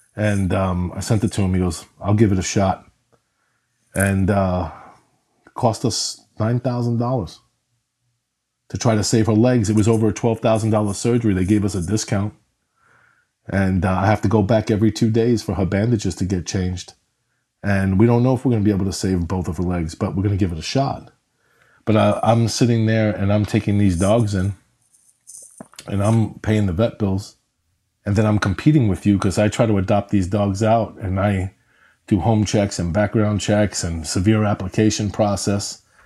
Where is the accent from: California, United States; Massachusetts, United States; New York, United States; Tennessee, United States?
New York, United States; I grew up in New York in an apartment